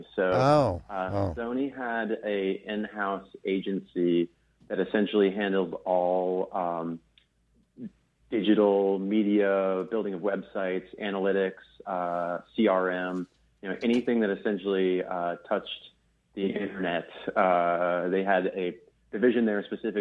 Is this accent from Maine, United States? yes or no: yes; Maine, United States; moved away as an adult; also born or lived in Pennsylvania; I'm this kid from Maine who went to school in Southern Pennsylvania.